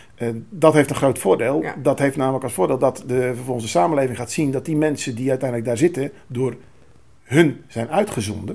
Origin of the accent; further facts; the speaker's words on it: Netherlands; wij eh, als Nederlanders